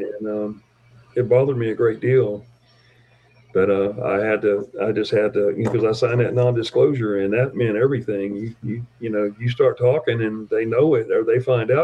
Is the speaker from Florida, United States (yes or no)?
yes; Tampa, Florida, United States; now in South Dakota, United States; I'm from Tampa, Florida